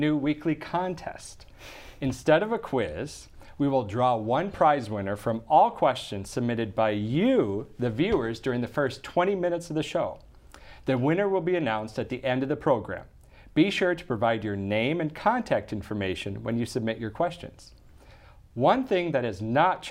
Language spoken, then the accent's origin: English; Madison, South Dakota, United States; growing up in Madison